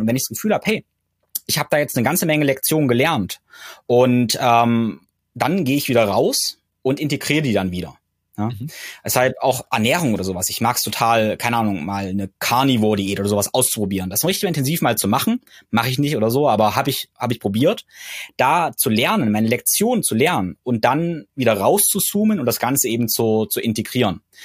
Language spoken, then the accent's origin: German; Germany; bei uns in Deutschland